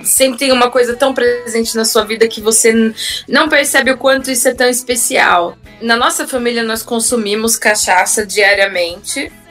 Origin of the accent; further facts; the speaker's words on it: Sorocaba, São Paulo, Brazil; accent: caipira; moved away as an adult; now in Vienna, Austria; só eu e meu irmão que fomos criados em Sorocaba